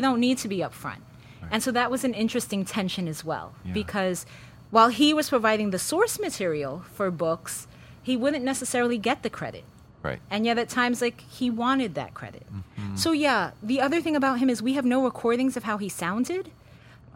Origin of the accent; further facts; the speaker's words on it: New York City, New York, United States; I was born and raised here in New York City